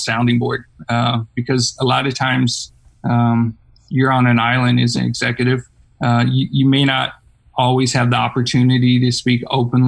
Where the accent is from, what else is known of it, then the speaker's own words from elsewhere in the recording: St. Louis, Missouri, United States; now in Austin, United States; I'm originally from St. Louis